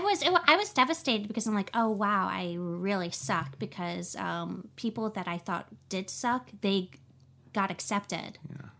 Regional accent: New Orleans, Louisiana, United States; now in Los Angeles, United States; I'm from New Orleans

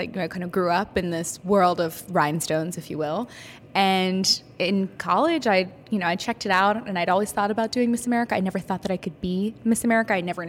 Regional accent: California, United States; moved away as an adult; also born or lived in New York; I went to college in New York. I'm originally from California.

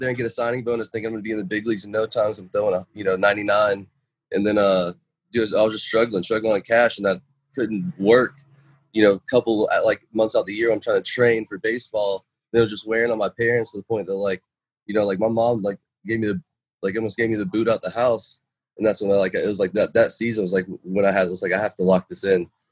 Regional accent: Jacksonville, Florida, United States; Jacksonville, my hometown

